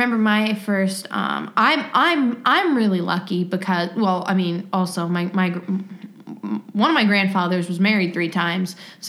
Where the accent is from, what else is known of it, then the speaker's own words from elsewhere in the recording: Australia; I'm an Australian, but I have family in the States.